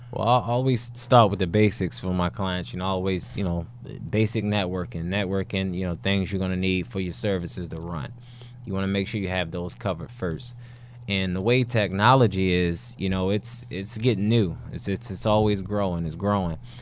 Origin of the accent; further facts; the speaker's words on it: Baltimore, Maryland, United States; I am from Baltimore